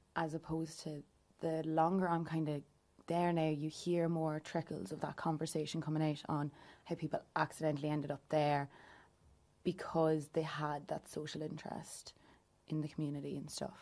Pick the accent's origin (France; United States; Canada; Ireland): Ireland; Louth, Leinster; I am from Louth and I'm twenty-four years old as well